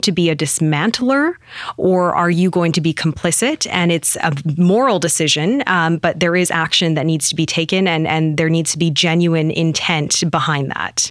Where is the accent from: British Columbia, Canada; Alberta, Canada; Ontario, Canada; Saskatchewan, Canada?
British Columbia, Canada; Penticton; Penticton, born and raised there.